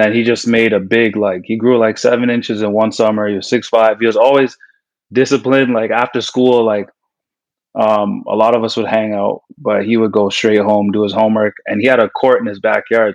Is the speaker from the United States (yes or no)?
no; Canada; growing up in Canadian basketball